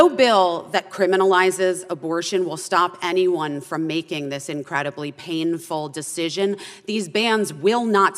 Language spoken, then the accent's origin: English; Arizona, United States; born or raised there